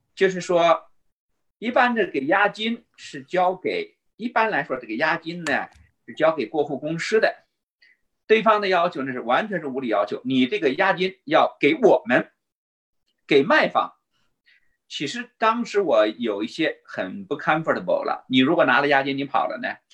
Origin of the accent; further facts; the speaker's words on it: China; moved away; 我们中国人的数学很好